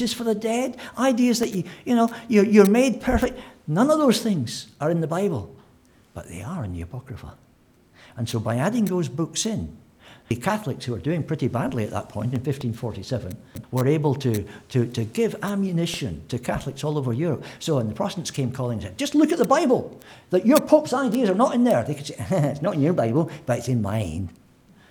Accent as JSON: {"language": "English", "region": "Scotland", "country": "United Kingdom", "said": "as a Scotsman"}